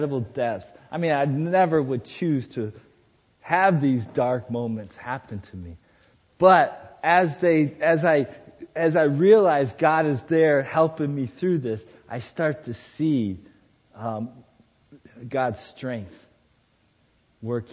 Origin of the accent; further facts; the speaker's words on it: Sierra Madre, California, United States; moved away; I was in my hometown, Sierra Madre